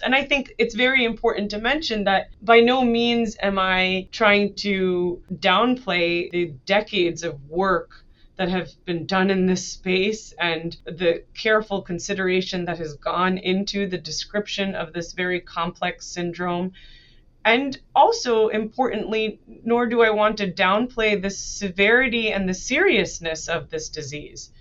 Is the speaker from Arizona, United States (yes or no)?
no; New Jersey, United States; I was born and raised in United States. I uh, grew up mainly in New Jersey